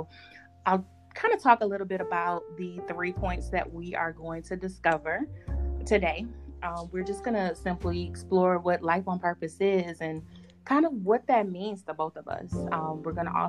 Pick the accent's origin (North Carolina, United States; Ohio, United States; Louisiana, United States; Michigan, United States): Michigan, United States; Detroit; We are originally both from Detroit, Michigan